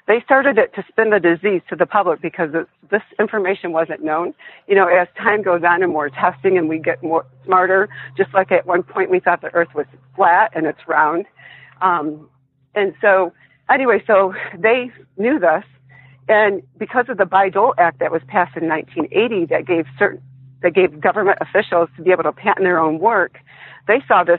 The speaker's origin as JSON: {"language": "English", "region": "Michigan", "country": "United States", "tie": "born or raised there", "said": "It happened in my home state, Michigan"}